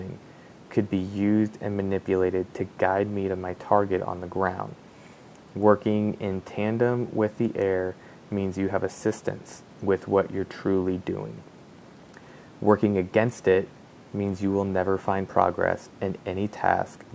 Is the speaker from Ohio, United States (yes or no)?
no; Oklahoma, United States; growing up in Oklahoma, in the middle of Tornado Alley